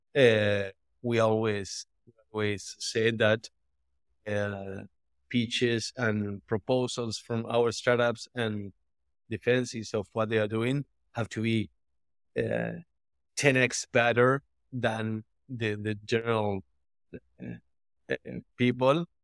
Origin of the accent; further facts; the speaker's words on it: Argentina; I'm from Argentina